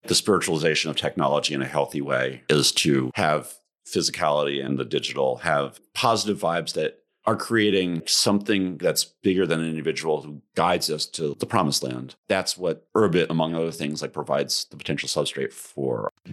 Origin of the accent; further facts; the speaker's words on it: New York area, United States; I, I grew up in the New York area. I went to school in the city.